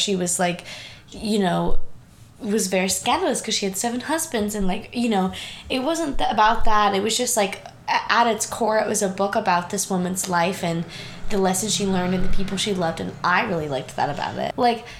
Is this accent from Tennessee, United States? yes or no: no; Utah, United States; moved away as an adult; now in New York City, United States; So, when I was home in Utah, I'm from Utah if you didn't know, yeehaw.